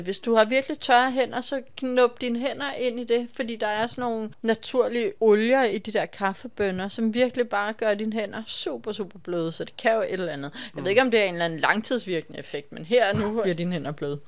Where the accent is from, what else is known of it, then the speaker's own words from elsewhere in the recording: Copenhagen, Capital Region of Denmark, Denmark; vi kommer fra København